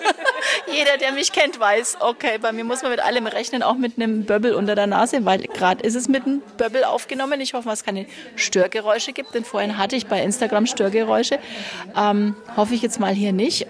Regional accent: Nuremberg, Bavaria, Germany; Ein Großteil kenne ich natürlich als Nürnbergerin

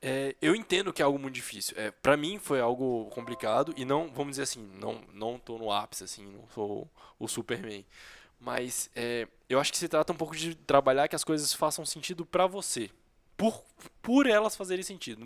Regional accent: Brazil; A gente é brasileiro, convive com brasileiros

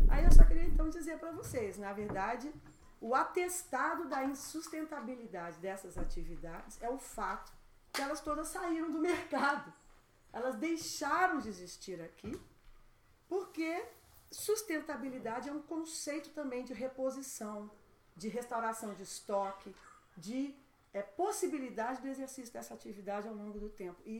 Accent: Brazil; a gente, como brasileiro, a gente tem um desvio de pensar que a Amazônia para na fronteira do Brasil

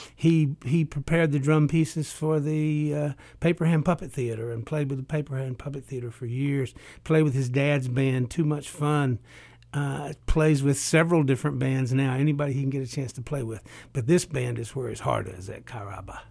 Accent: Appalachia, United States; coming from an oral culture. I'm from Appalachia

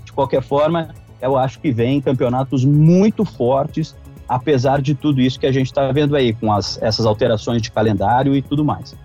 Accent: interior of Rio Grande do Sul, Brazil; Eu sou do interior, do Rio Grande do Sul, então eu posso dar um relato de quem é do interior. Quando ia Inter e Grêmio jogar na, na minha cidade, era a glória

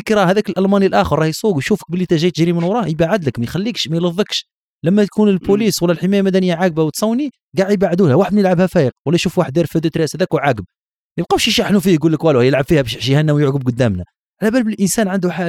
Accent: Algeria; الشبكه هنا عندنا في الجزائر كبيره ديامتر كبير

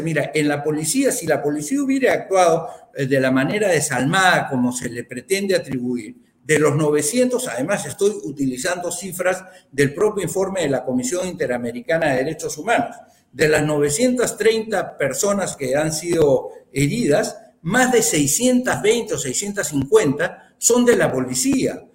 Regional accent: Peru; yo como peruano

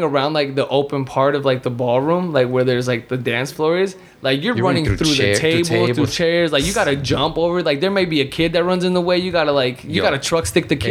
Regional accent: Durango, Mexico; Because you know we're vaqueros from Durango, you know.

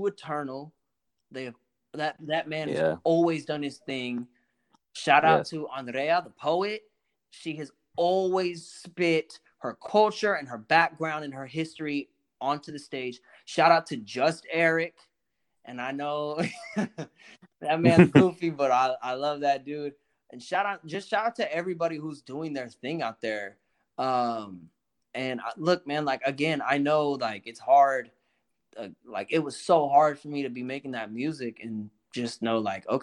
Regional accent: Oakland, California, United States; I was raised out in Oakland

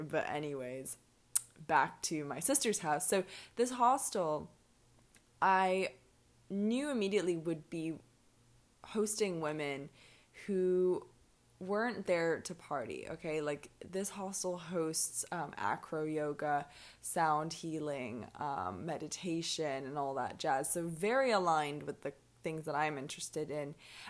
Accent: Hong Kong; also born or lived in London / Edinburgh; now in Mexico; I'm from Hong Kong. I'm half Irish, I'm half Hong Kong Chinese. I've lived in London and Edinburgh, Hong Kong obviously, and now I'm hanging around in Mexico.

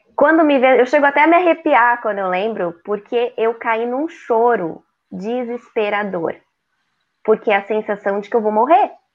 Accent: São Paulo, Brazil; moved away as an adult; now in Florianópolis, Brazil; Sou paulistana, moro há 20 anos aqui em Florianópolis, Santa Catarina

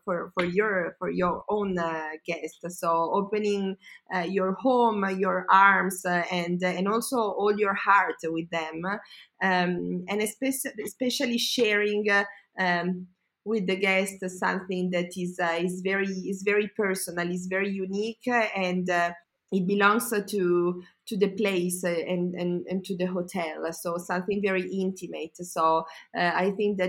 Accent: Como, Lombardy, Italy; also born or lived in Milan / United States; I was born and raised in Como, and still I live here

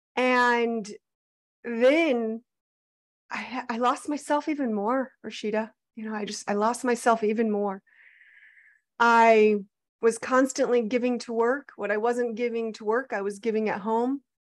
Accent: Arizona, United States; I was born and raised in Arizona, actually fourth generation on my dad's side

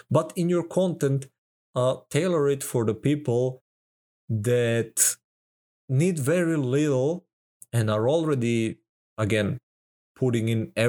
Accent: Serbia; I'm from Serbia. Even here, that's a small amount of money to get such amount of value.

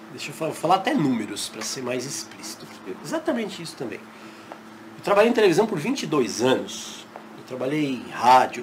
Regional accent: São Paulo, Brazil; moved away as an adult; now in Fortaleza, Brazil; Morei a vida toda em São Paulo e mudei há um ano para Fortaleza

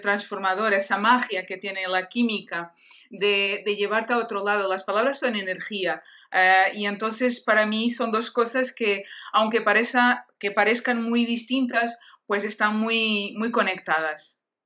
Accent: Portugal; Spanish is a second language; soy portuguesa

